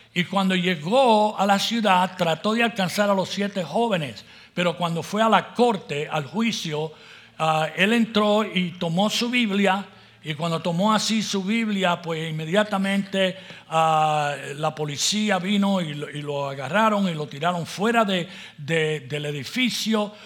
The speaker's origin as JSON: {"language": "Spanish", "country": "Puerto Rico", "tie": "born or raised there", "also_born_or_lived": "La Puente, California", "moved": "yes", "lives_now": "United States", "said": "nací en Puerto Rico"}